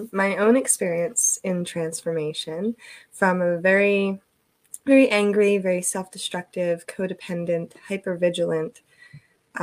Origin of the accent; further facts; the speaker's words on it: New Jersey, United States; also born or lived in Eastern Shore of Maryland; now in Maryland, United States; I'm originally from New Jersey